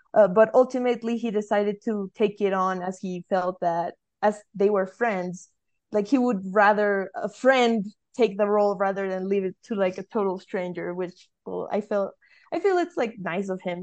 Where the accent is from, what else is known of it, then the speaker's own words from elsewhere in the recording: Colombia; I'm from Colombia